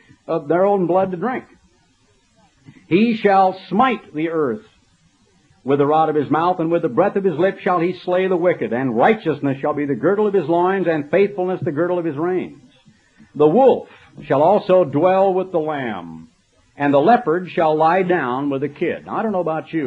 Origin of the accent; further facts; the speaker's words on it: United States; I'm an American, and I'm a fairly patriotic American